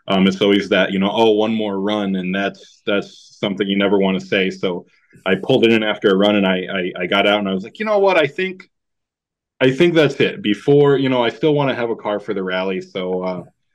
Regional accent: United States

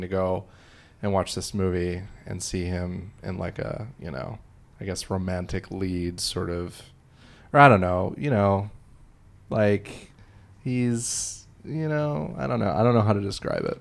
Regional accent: Illinois, United States; I'm from Illinois

